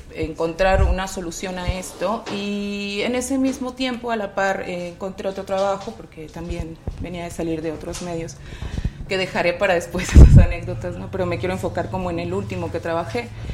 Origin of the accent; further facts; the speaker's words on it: Nuevo León, Mexico; en el estado de donde yo soy originaria, Nuevo León